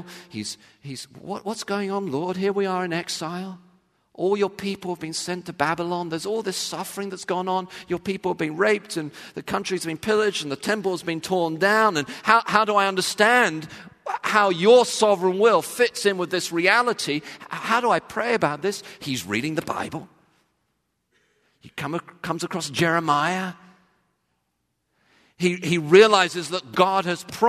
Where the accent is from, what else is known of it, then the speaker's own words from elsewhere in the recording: England, United Kingdom; when I was growing up in England